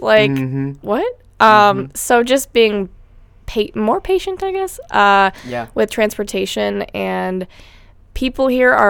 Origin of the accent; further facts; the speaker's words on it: Denver, Colorado, United States; moved away as an adult; I'm from Denver, Colorado.